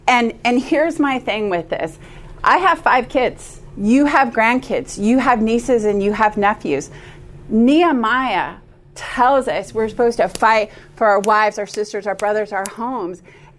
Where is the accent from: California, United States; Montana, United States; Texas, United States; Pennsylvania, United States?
Montana, United States; Billings; now in North Carolina, United States; I was born and raised in Billings, Montana, and in Montana there's more bars than there are churches